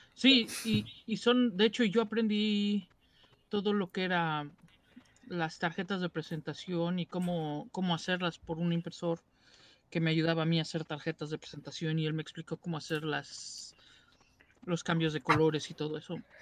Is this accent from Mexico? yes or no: yes; Mexico City, Mexico; soy de México. Soy chilango.